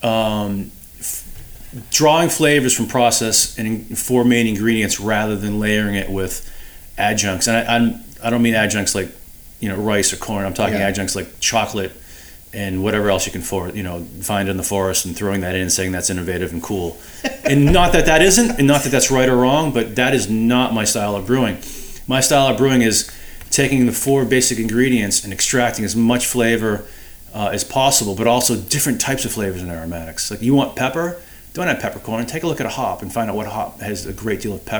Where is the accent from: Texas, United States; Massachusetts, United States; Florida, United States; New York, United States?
Massachusetts, United States; Boston; I'm from Boston